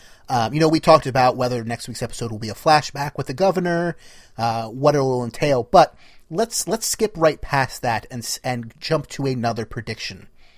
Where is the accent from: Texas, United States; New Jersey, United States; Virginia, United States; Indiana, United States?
New Jersey, United States